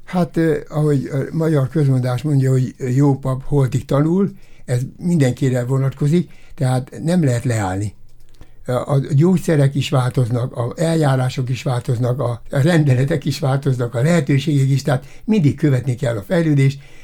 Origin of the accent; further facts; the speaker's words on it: Debrecen, Hajdú-Bihar, Hungary; moved away as an adult; also born or lived in Konyár, Hungary; now in Miskolc, Hungary; Debrecenben nőttem fel